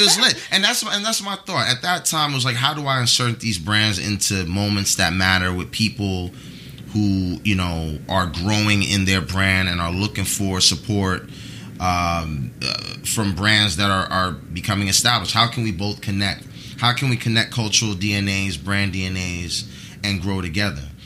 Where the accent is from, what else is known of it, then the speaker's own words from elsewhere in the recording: New York City, New York, United States; I was raised in the Bronx